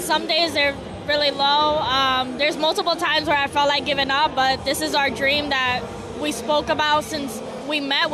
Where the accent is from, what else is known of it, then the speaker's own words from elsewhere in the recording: New York City, New York, United States; moved away; we're actually from the Bronx